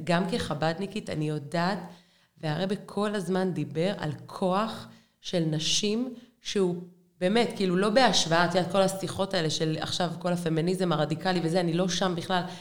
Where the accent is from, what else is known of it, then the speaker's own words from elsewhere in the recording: Be'er Sheva, Southern District, Israel; גדלתי בשכונה ד' בבאר שבע